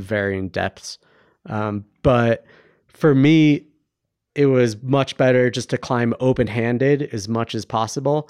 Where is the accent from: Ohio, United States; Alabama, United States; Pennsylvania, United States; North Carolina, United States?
Ohio, United States; now in Bend, Oregon, United States; we're both from Ohio